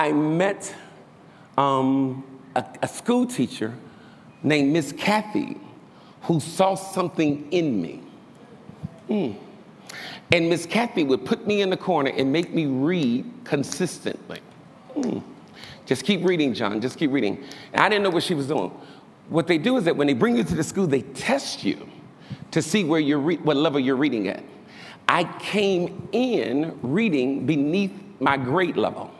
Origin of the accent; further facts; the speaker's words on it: Chicago, Illinois, United States; I'm from Chicago. I'm from the hood. I'm from poverty